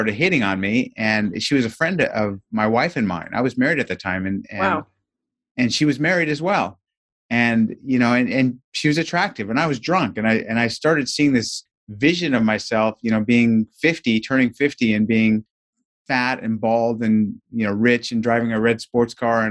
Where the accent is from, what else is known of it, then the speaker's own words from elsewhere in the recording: Southern California, United States; I grew up in Southern California, and some of my earliest childhood recollections are running home from kindergarten